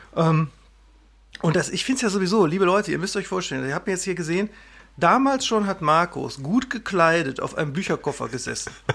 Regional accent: Wesel, North Rhine-Westphalia, Germany; moved away as an adult; also born or lived in Bochum / Berlin; now in Münsterland, Germany; Ich bin in Wesel am Niederrhein aufgewachsen

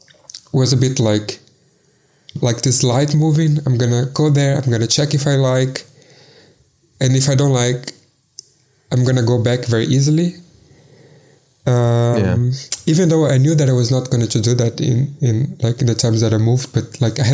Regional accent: Salvador, Bahia, Brazil; first language Portuguese; English is a second language; moved away as an adult; also born or lived in Belo Horizonte, Brazil / Berlin, Germany / Munich, Germany; now in Lisbon, Portugal; I'm originally from Salvador, which is in the state of Bahia in Brazil, like the northeast

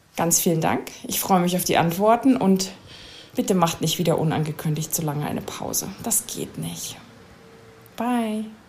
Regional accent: Germany; als Deutsche

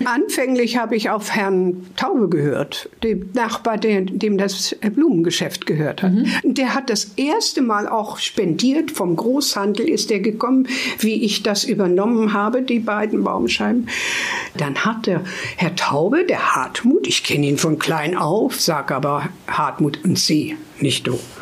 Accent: Hameln, Lower Saxony, Germany; now in Hanover, Germany; wir sind ja aus Hameln und in Hameln hatte Mutti, das haben wir auch in so einer schönen, ruhigen Straße gewohnt

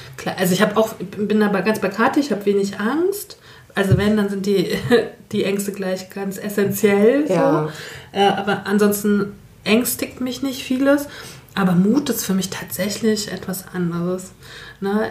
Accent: Northern Germany, Germany; now in Saxony, Germany; bin auch zugezogen, wie wir alle, als Norddeutsche in Sachsen

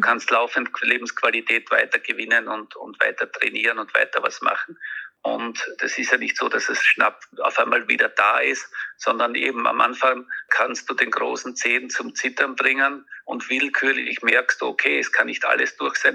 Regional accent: Austria; ich als Österreicher

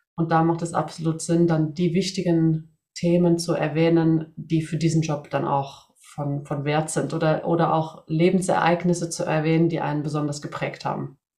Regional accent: Sweden; moved away; ich komme aus Schweden

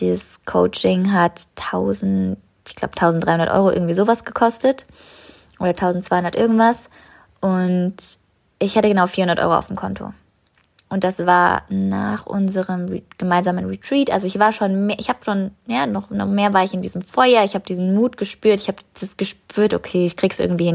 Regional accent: New Zealand; moved away; meinen Flug nach Neuseeland, zurück in meine Heimat

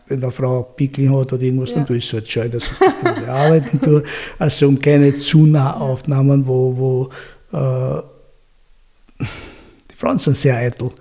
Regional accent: Austria; ich bin nicht in Österreich geboren, aber ich bin hier aufgewachsen

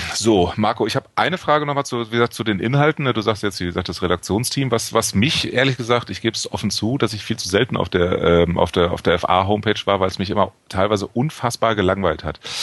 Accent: Hamburg, Germany; ich komme aus Hamburg

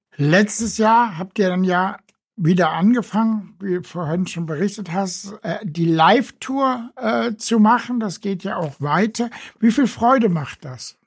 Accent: Frankfurt, Hesse, Germany; als Frankfurter Junge aus dem Bankenviertel

